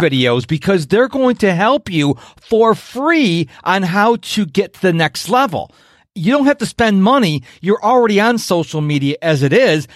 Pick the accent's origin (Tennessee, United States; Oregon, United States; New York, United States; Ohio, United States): New York, United States; Rochester; now in Houston, United States; originally from Rochester, New York